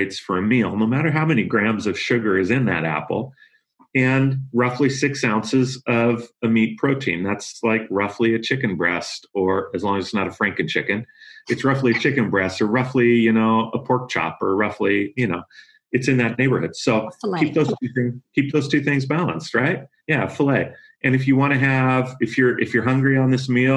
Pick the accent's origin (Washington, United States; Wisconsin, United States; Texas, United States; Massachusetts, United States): Washington, United States; Yakima Valley; I grew up in the Yakima Valley up in Washington